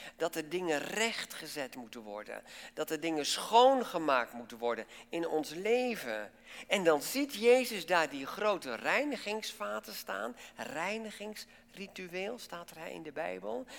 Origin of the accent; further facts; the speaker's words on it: Netherlands